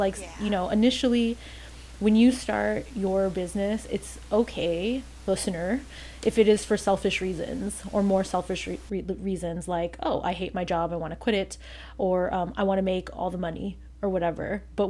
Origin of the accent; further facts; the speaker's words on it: California, United States; I've never been to Alcatraz. Why? Because I'm born and raised in the Bay Area. You know, you don't do the local things.